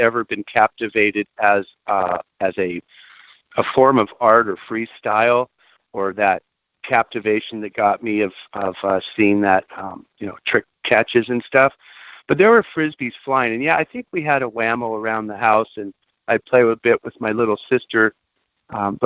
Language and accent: English; Santa Barbara, California, United States; growing up in Santa Barbara